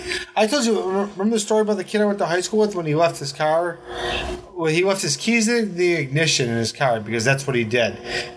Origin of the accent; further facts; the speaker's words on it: Cheektowaga, New York, United States; we grew up in Cheektowaga, dude.